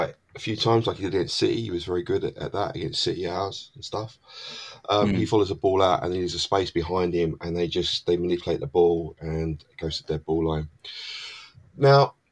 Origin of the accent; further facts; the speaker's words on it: London, United Kingdom; I come from South London